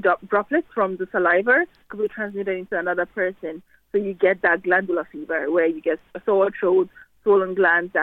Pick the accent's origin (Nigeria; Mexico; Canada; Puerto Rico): Nigeria; now in Ireland; I was born in Nigeria, but I've been in Ireland for almost 20 years.